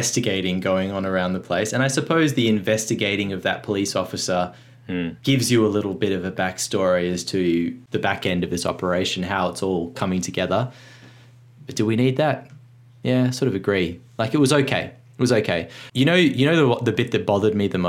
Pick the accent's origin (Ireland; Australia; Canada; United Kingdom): Australia; as an Australian